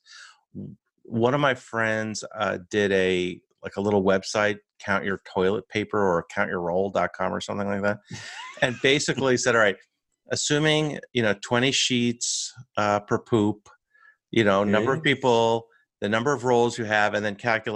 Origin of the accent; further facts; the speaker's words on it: United States; I'm your American host